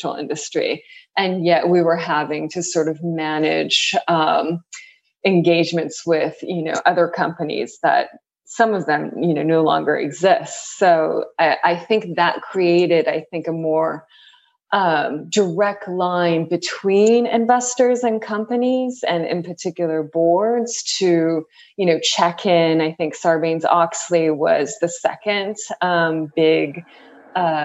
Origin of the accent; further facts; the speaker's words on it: San Pedro, California, United States; moved away as an adult; also born or lived in Tokyo, Japan / Berkeley, California; now in New York, United States; I grew up, I was born in Tokyo, Japan, and I was there until about second grade. And then the rest of my life until New York has been spent in California, mainly Southern California. So I grew up in a little town called San Pedro